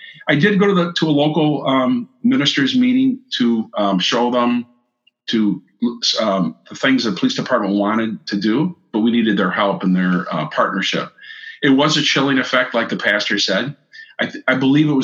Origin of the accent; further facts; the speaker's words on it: Rockford, Illinois, United States; I grew up in Rockford here, a graduate of Guilford High School